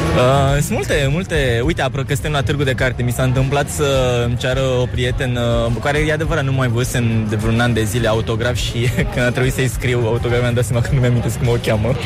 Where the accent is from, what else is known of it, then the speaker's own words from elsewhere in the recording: Oltenia, Romania; sunt oltean și nu vreau să-mi desmint originea